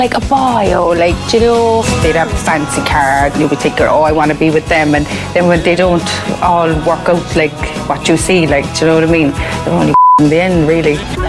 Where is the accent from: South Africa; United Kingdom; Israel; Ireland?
Ireland; Cork, Munster; accent: Cork accent; I'm from the city centre.